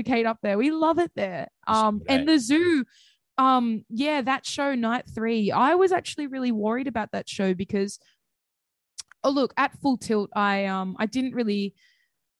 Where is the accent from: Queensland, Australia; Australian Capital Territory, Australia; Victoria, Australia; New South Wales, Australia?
New South Wales, Australia; Central Coast; I'm from the Central Coast